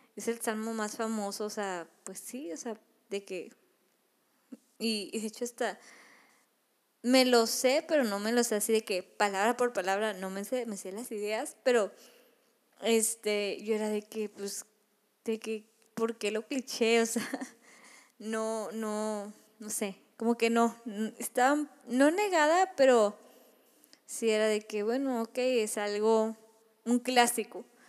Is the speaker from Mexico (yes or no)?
yes; Monterrey, Nuevo León, Mexico; yo soy de Monterrey